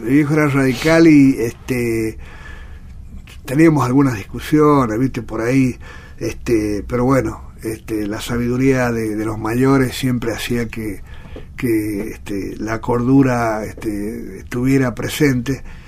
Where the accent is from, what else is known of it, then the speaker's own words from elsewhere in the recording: San Juan, Argentina; San Juan es muy lindo, de donde soy